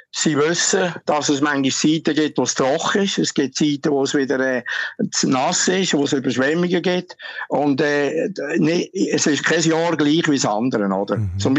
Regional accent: Switzerland; Ja, also, also ich meine, wir Schweizer, wir als Schweizer, uns interessiert

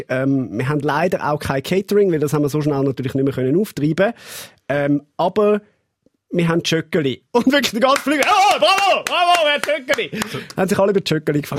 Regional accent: Switzerland; wie man das macht als Schweizer

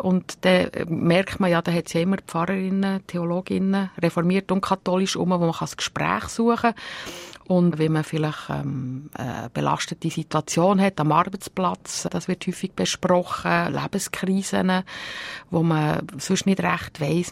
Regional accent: Bern, Switzerland; moved away; also born or lived in Uster, Zurich; wir sind ja in Gebiet aufgewachsen im Kanton Bern

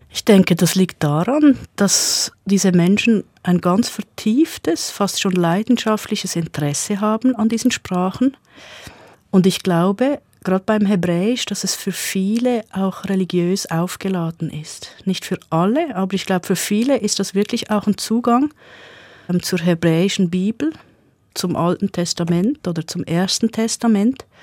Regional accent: Basel-Landschaft, Switzerland; accent: Baselbieterdeutsch; Also mein Dialekt ist Baselbieterdeutsch. Ich bin selbstverständlich über die Schule Hochdeutsch sozialisiert worden.

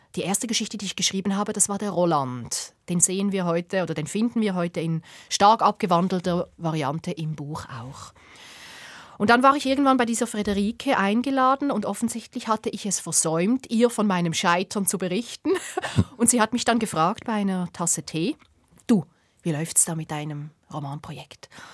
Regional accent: Bubendorf, Basel-Landschaft, Switzerland; ich bin in diesem Bubendorf aufgewachsen

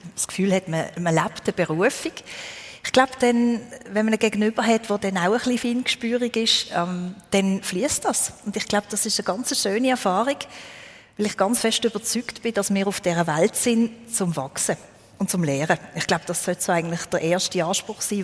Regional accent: Therwil, Basel-Landschaft, Switzerland; moved away as an adult; also born or lived in Alsace, France; now in France; ich bin in Terwil aufgewachsen, das ist ein Steinwurf entfernt von ja. dort, wo ich wohne.

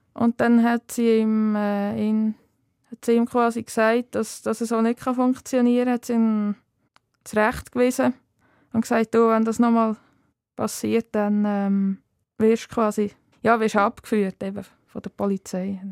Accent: Wettingen, Aargau, Switzerland; moved away as an adult; now in Zollikofen, Switzerland; aufgewachsen bin ich im Kanton Aargau, zu Wettigen und aktuell äh, wohne ich in Zollikofen bei Bern.

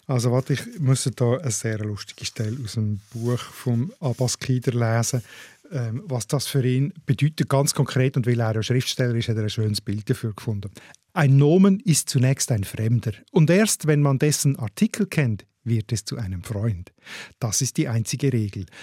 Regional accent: Switzerland; Die Sprachsituation da bei uns in der Schweiz

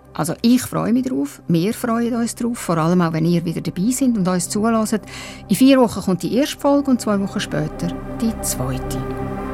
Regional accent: Baden, Aargau, Switzerland; moved away; die Stadt Baden, meine alte Heimat, ein Stück Limmat abwärts von Zürich

